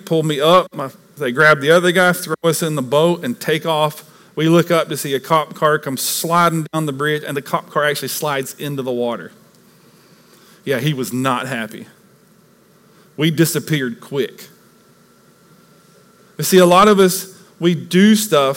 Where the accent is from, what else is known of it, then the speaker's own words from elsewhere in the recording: East Tennessee, United States; moved away; where I grew up in East Tennessee, we had lakes all around us